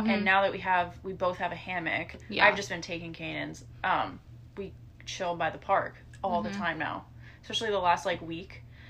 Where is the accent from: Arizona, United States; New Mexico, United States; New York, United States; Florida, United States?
Florida, United States; born or raised there; now in Tennessee, United States